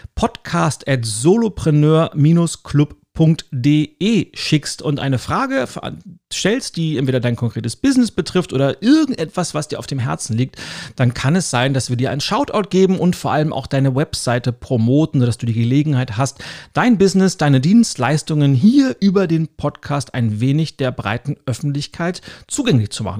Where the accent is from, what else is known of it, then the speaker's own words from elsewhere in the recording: Lübeck, Schleswig-Holstein, Germany; ich komme ja aus der Hansestadt Lübeck